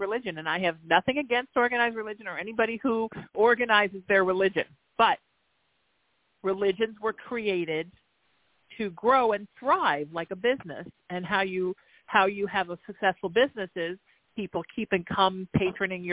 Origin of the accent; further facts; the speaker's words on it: Southern California, United States; also born or lived in Connecticut; since I've moved back to my hometown in Southern California